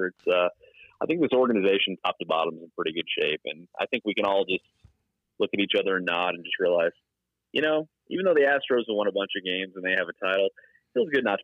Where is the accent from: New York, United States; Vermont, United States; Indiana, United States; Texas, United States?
Texas, United States; Mesquite; I grew up in Mesquite, Texas.